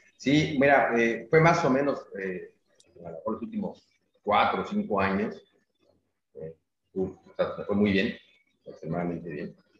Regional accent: Mexico City, Mexico; moved away as an adult; now in Mérida, Mexico; nací en la Ciudad de México, y nos venimos a vivir a Mérida hace, eh, dos años

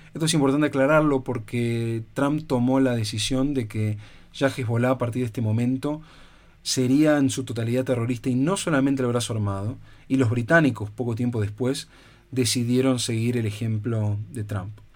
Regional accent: Argentina; also born or lived in Spain; yo como argentino

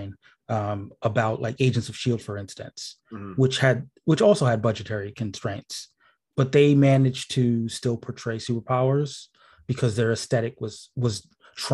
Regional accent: New York, United States; as a New Yorker

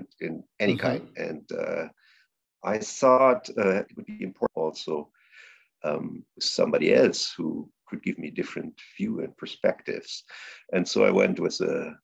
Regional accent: close to Saarbrücken, Saarland, Germany; my hometown, close to Saarbrücken.

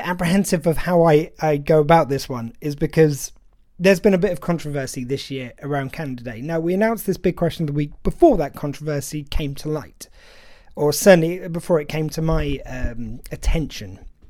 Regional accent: England, United Kingdom; as a British person, as someone from England

